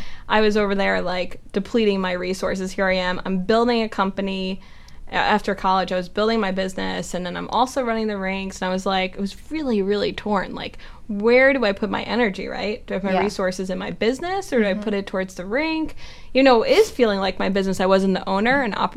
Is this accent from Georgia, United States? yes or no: no; New York, United States; Born and raised in New York